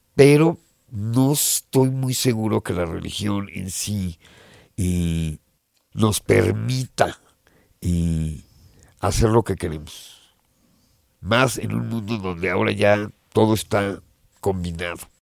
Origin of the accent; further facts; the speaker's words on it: Mexico; moved away as an adult; also born or lived in England; me fui de México, me fui a Inglaterra a estudiar producción musical